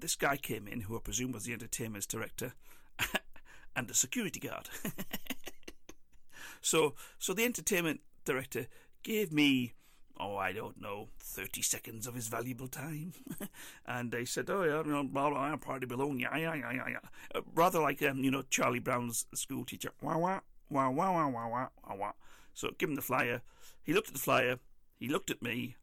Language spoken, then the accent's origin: English; England, United Kingdom; The only plus thing that I had for me while I was over there was being English